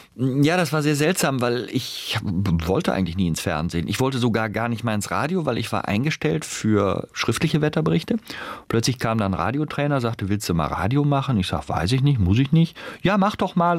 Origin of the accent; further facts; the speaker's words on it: North Rhine-Westphalia, Germany; accent: Rheinisch; Ich bin ja im Rheinland aufgewachsen